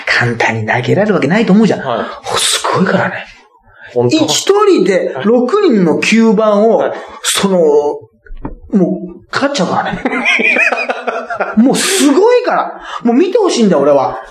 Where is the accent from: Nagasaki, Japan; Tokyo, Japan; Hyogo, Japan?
Hyogo, Japan; Toyooka; moved away; うちの地元のね、木崎温泉